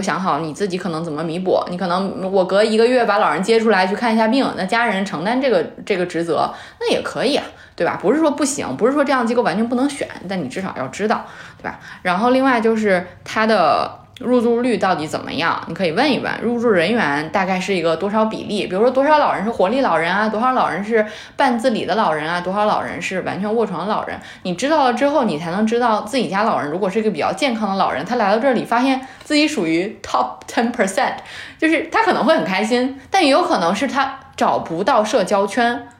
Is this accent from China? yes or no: yes; China; 我们中国人